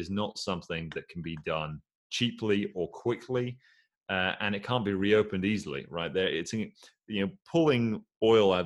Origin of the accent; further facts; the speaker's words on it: Aberdeen, Scotland, United Kingdom; I say that as an Aberdonian